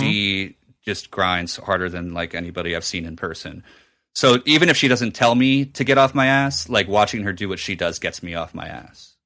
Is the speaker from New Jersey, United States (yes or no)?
yes; New Jersey, United States; at a Borders in my hometown in Jersey